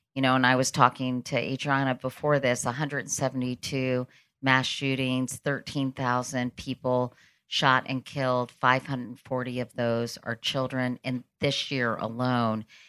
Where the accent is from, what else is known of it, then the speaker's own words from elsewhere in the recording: United States; I grew up right outside of Washington, s, D C